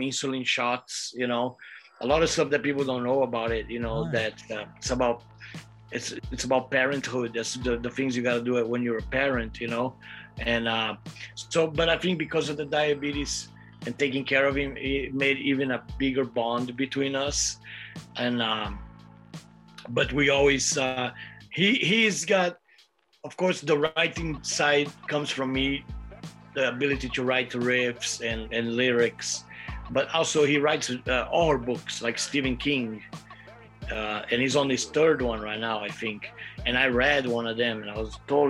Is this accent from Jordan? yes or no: no; Brazil; I'm from Brazil